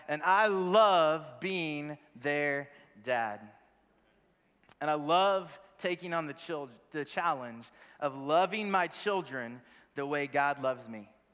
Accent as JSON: {"language": "English", "town": "Crowley", "region": "Texas", "country": "United States", "tie": "born or raised there", "also_born_or_lived": "Wichita Falls, Texas / Birmingham / Memphis / Vancouver, British Columbia, Canada", "moved": "as an adult", "said": "born in Wichita Falls, Texas, raised in Crowley, Texas, just south of Fort Worth on three and a half acres"}